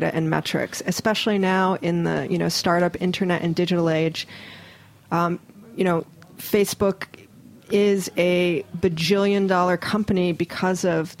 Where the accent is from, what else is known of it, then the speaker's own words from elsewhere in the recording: Hawaii, United States; moved away; I am from Hawaii originally, born and raised, and go back there quite frequently